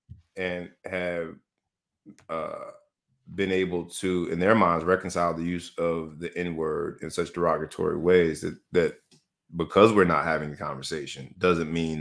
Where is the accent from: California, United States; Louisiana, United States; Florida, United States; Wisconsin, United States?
Florida, United States; governor of my home state, DeSantis